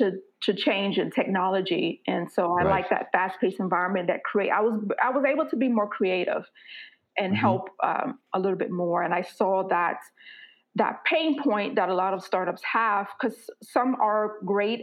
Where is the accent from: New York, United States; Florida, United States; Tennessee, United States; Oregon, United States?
Florida, United States; moved away as an adult; now in Mountain View, United States; I was born and raised in Florida. I reside, however, in the San Francisco Bay Area, California, so a little city called Mountain View